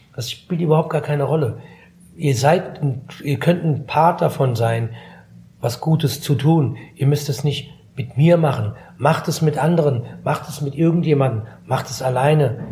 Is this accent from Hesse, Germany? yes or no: yes; Frankfurt, Hesse, Germany; ich bin in Griesheim groß geworden, ja, als Jugendlicher